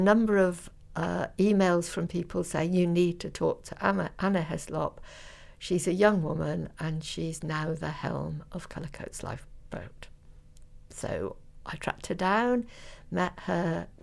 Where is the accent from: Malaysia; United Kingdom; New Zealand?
United Kingdom; North Devon, South West England; I grew up in North Devon